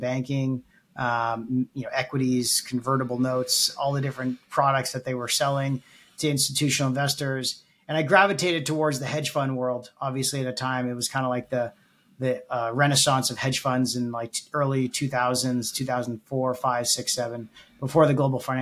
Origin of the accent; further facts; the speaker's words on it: Toronto, Ontario, Canada; also born or lived in Halifax, Nova Scotia; I grew up in Toronto, born and raised